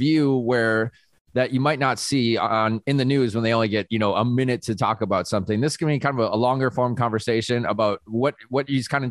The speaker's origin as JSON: {"language": "English", "country": "United States", "said": "at least as an American."}